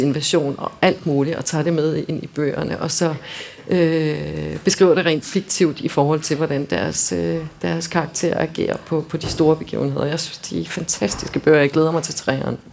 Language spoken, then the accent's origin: Danish; Denmark; som danskere